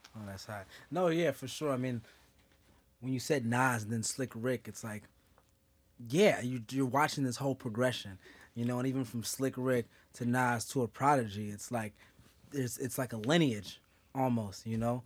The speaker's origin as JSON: {"language": "English", "region": "West Coast", "country": "United States", "said": "I'm from the West Coast"}